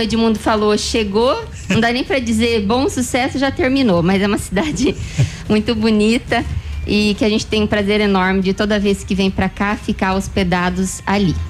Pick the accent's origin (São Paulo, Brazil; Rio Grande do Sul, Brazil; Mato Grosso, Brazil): Mato Grosso, Brazil; Sorriso; somos de Sorriso, Mato Grosso.